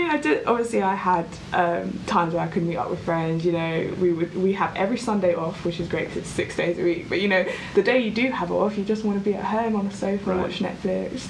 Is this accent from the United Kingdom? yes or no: yes; Croydon, London, United Kingdom; I grew up in Croydon, um, South London